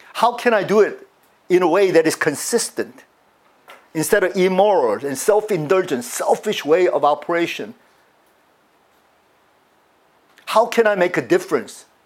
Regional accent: United States; I grew up in the United States most of my years

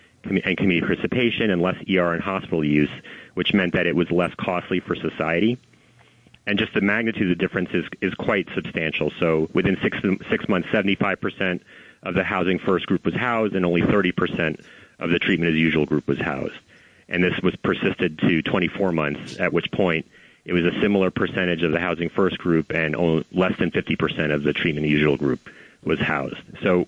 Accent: New York City, New York, United States; I mean, I'm a New Yorker. I ride the subway every day. I've ridden the subway, you know, since I was a child.

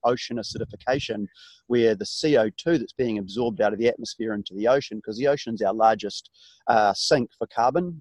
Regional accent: New Zealand; being a Kiwi, being a New Zealander

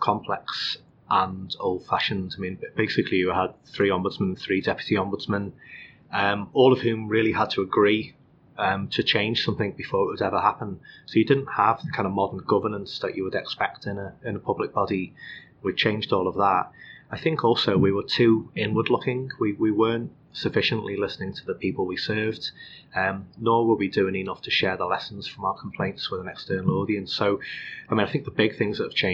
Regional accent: Liverpool, North West England, United Kingdom; moved away; I was born in Liverpool. I grew up in North Liverpool

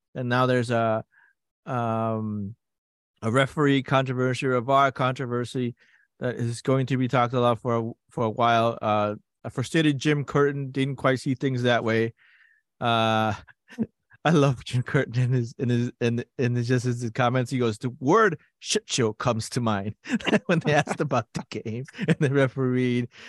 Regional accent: Peru; moved away; I grew up playing it in Peru

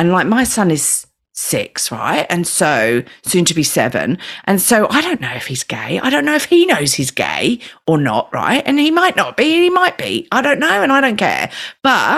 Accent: Australia; we're Australian

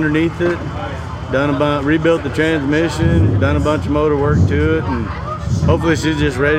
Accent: Four Corners, northern New Mexico, United States; New Mexico. Four Corners.

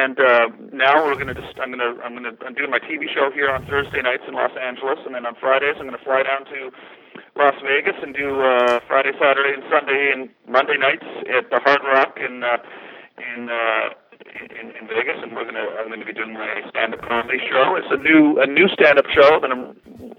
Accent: Canada; being Canadian

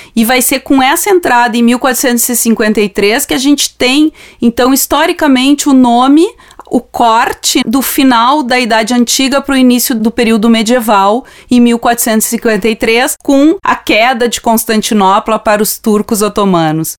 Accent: Brazil; a gente aqui no Brasil conhece muitas vezes libaneses, sírios

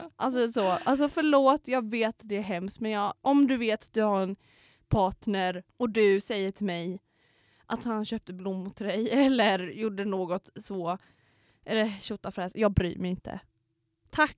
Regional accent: Knivsta, Uppsala County, Sweden; moved away

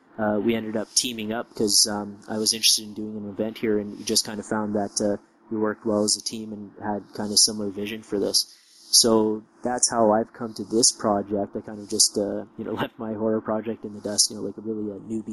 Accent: Canada; I am from Canada

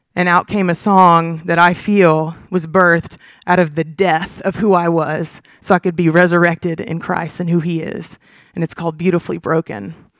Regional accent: Huntsville, Alabama, United States; I was born and raised in Huntsville, Alabama

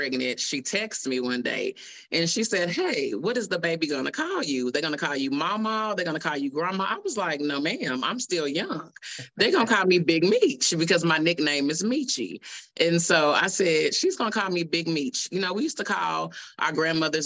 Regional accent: Oklahoma City, Oklahoma, United States; I'm from Oklahoma City, Oklahoma. Born and raised.

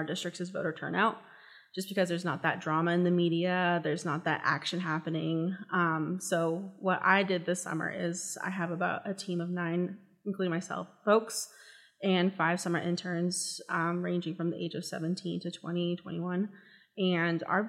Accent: Lawrence, Kansas, United States; I'm from Lawrence, so the climate is definitely different than Johnson County area

